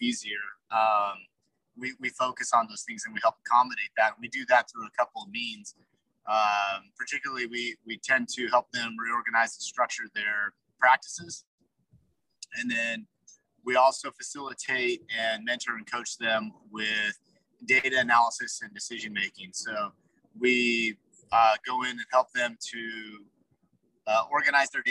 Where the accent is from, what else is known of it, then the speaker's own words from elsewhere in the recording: Salt Lake City, Utah, United States; I'm from, I say I'm from Salt Lake City, so I'm a Utah kid.